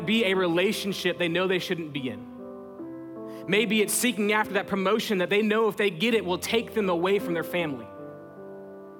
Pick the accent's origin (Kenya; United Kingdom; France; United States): United States; Texas; we're from Texas